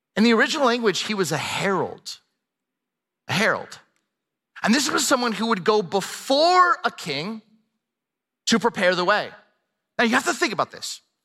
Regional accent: Camarillo, California, United States; I grew up in Southern California, a town called Camarillo

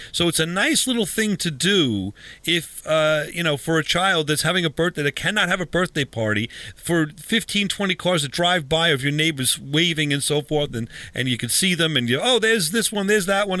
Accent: Huntington, New York, United States; it's a local Huntington museum or museum in my hometown or our hometown.

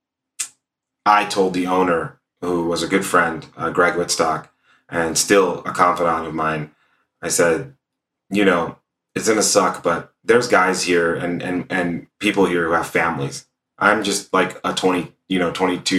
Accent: Stockton, California, United States; now in Los Angeles, United States; I grew up in Stockton, California, which for people who know it, is a pretty rough area for the most part

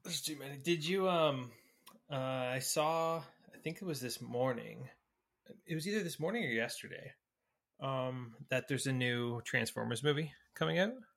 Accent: Newmarket, Ontario, Canada; moved away; we, we grew up in Newmarket

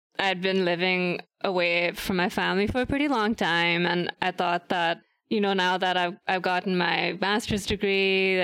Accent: Lahore, Punjab, Pakistan; moved away as an adult; also born or lived in New York City, United States; now in San Francisco Bay Area, United States; But I was born in the U.S. I was born in New York City. And then after about 3-4 years, my parents and I moved back to Lahore, Pakistan. And then we just stayed there. I did all my primary and secondary schooling at the Lahore American School, LAS.

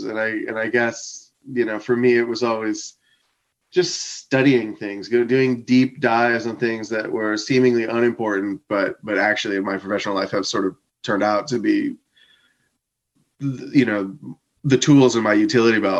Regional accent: Coral Springs, Florida, United States; I grew up in Fort Lauderdale, Florida.

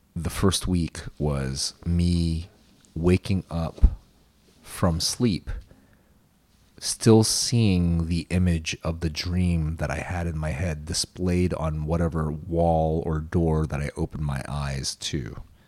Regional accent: Lakeland, Florida, United States; born or raised there; English is a second language

